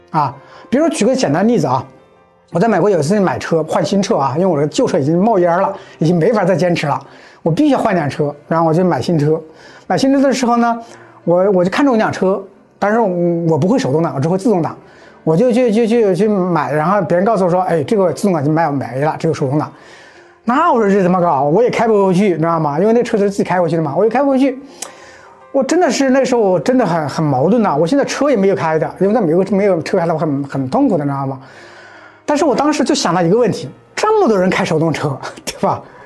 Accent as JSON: {"language": "Chinese", "country": "China", "said": "我们中国人已经很热诚"}